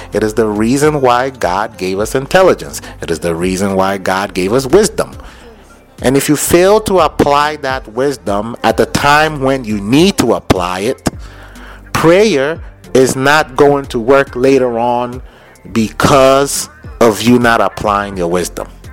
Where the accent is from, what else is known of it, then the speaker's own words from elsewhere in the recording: Lagos, Nigeria; moved away; When I was growing up in Lagos